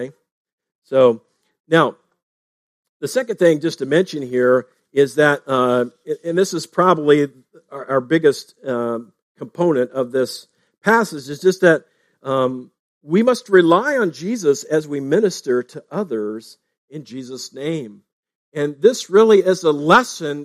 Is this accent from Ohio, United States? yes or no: yes; Fletcher, Ohio, United States; Fletcher, Ohio, my hometown.